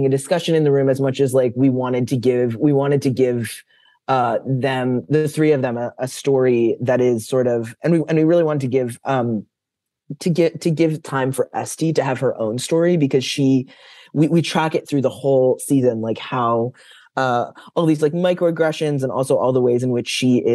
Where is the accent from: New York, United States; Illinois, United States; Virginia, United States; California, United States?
New York, United States; I'm a Jew from New York